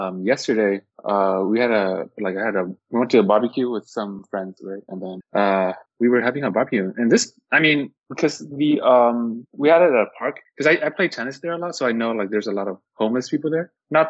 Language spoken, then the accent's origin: English; Orange County, California, United States; now in San Jose, United States; I'm from Orange County.